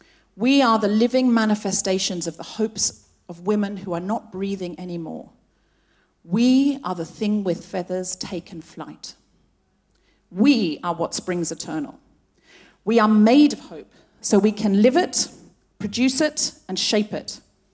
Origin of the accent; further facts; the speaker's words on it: Gold Coast, Queensland, Australia; I was actually born and raised on the Gold Coast. I know I don't sound especially Australian, but I read a lot of Enid Blyton as a child. And I picked up the accent from the books.